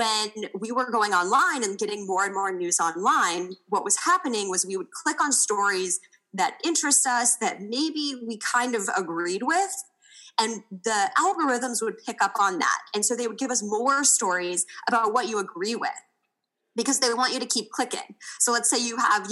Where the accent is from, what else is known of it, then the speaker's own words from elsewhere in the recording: Kansas City, United States; moved away as an adult; also born or lived in Indiana; I grew up in Kansas City and went to school in Indiana